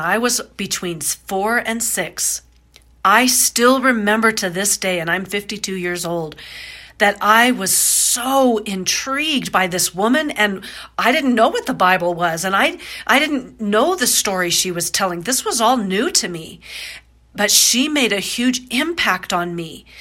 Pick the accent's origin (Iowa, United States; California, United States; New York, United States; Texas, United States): Iowa, United States; also born or lived in Florida; when I was 4, my parents got divorced. I was born in Florida. They got divorced. I moved to Iowa